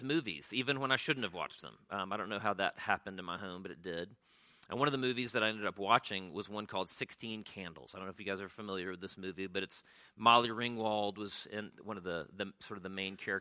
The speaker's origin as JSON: {"language": "English", "town": "Pensacola", "region": "Florida", "country": "United States", "tie": "born or raised there", "said": "my own childhood growing up in Pensacola, Florida"}